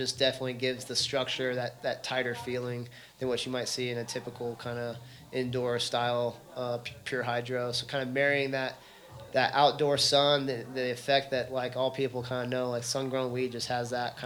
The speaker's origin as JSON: {"language": "English", "region": "Texas", "country": "United States", "tie": "born or raised there", "said": "growing up in Texas"}